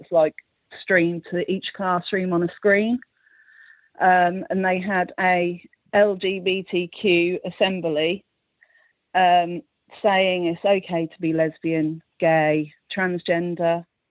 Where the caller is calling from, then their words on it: King's Lynn, East of England, United Kingdom; King's Lynn in Norfolk.